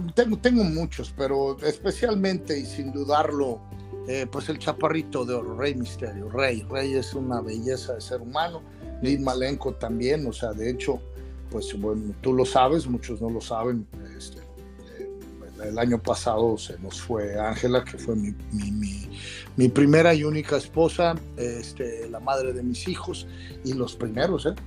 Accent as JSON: {"language": "Spanish", "country": "Mexico", "tie": "born or raised there", "also_born_or_lived": "United States", "moved": "yes", "said": "Born in Mexico, Made in America. Nacido en México, hecho en América"}